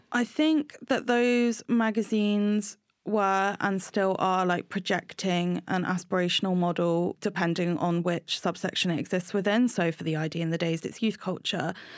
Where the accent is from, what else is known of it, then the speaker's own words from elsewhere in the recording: Brighton, South East England, United Kingdom; I grew up in Brighton with my mum and my two sisters